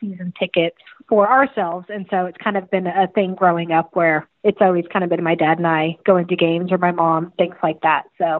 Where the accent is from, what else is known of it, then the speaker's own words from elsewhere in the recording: Sacramento, California, United States; Born and raised in Sacramento.